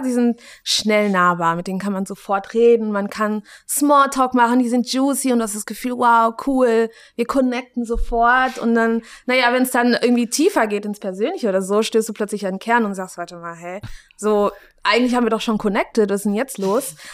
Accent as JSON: {"language": "German", "country": "Germany", "tie": "born or raised there", "said": "ich bin in Deutschland aufgewachsen"}